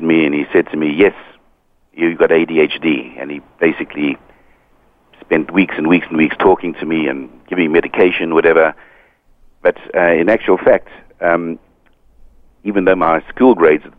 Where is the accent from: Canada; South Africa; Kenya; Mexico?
South Africa; moved away as an adult; also born or lived in United Kingdom; now in Hong Kong; I was brought up in South Africa